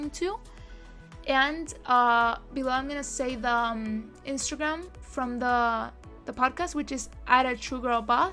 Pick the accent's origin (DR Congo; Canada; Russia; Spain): Spain; now in Miami, United States; My country, my home country is Spain.